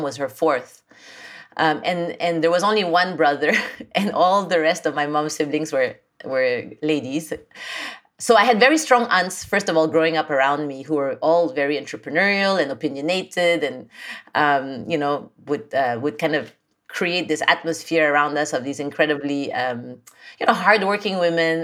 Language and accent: English; Philippines; moved away as an adult; also born or lived in France / Japan; I was born and raised in the Philippines